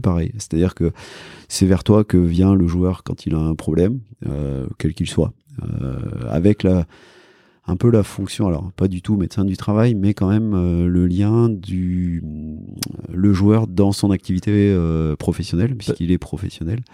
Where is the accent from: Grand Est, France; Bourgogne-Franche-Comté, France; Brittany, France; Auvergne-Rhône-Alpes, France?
Auvergne-Rhône-Alpes, France; Cantal; moi j'ai grandi, je disais dans le Cantal